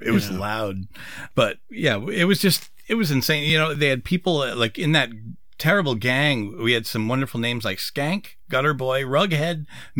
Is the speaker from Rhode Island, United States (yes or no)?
yes; Rhode Island, United States; when I was growing up in Rhode Island